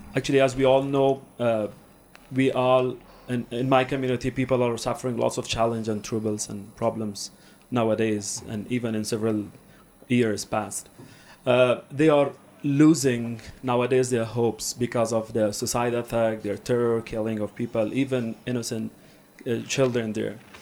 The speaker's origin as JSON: {"language": "English", "country": "Afghanistan", "said": "I'm from Afghanistan"}